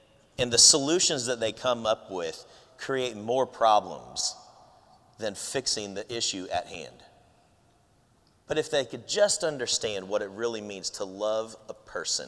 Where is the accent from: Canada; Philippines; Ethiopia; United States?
Philippines; I'm Filipino